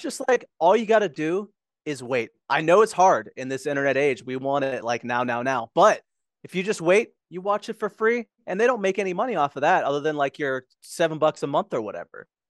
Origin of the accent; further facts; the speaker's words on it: Pittsburgh, Pennsylvania, United States; moved away; I grew up in Pittsburgh. Like, I lived there for, like, twenty-three years